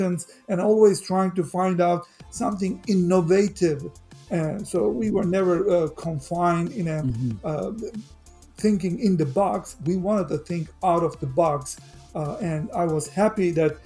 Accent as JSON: {"language": "English", "country": "Turkey", "tie": "born or raised there", "moved": "yes", "lives_now": "United States", "said": "I'm a Turkish citizen as well as a US citizen. I grew up in Turkey"}